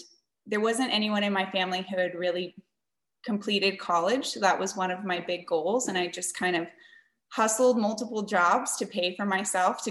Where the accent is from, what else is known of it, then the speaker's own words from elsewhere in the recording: San Antonio, Texas, United States; I was born and raised in San Antonio, Texas.